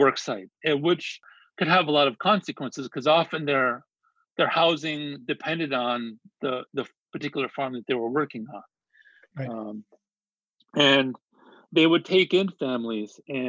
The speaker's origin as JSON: {"language": "English", "town": "Yuma", "region": "Arizona", "country": "United States", "tie": "born or raised there", "said": "growing up in Yuma, Arizona, which is, you know, this sort of agricultural communities. It's a small town, you know, tucked away in the southwestern corner of Arizona, on the, you know, basically on the border of Arizona, California, and Mexico."}